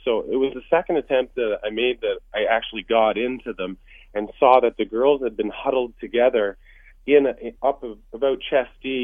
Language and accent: English; Courtenay, British Columbia, Canada; we're from the Courtney area, which is where the river is.